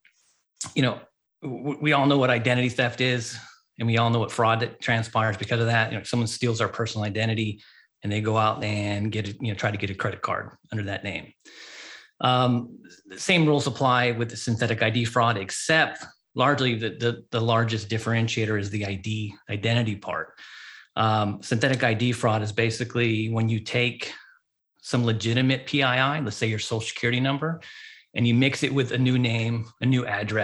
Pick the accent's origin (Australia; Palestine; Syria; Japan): Japan; moved away as an adult; also born or lived in United States; continental United States when I was like 5 years old. Didn't come back until I was 20, in my 20s. So I grew up overseas in Japan.